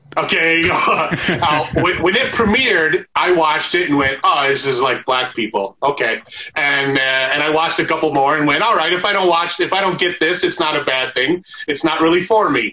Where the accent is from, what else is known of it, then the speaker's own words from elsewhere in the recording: Arizona, United States; moved away as an adult; also born or lived in Michigan; now in Los Angeles, United States; i fucking grew up in arizona you know I, I, didn't have a lot. Of, I had a lot of black friends when I was uh, a kid in Michigan, not so much growing up in Arizona